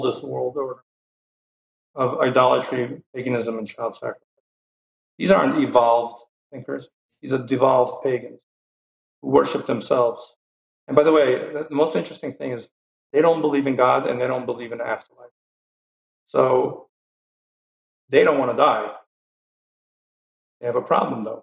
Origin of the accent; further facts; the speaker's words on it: Kyiv, Ukraine; moved away; I was born in Kyiv.